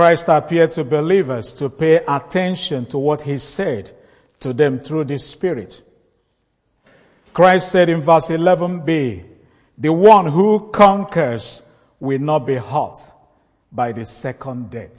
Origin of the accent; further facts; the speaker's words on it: Nigeria; northern part of Nigeria, my home country.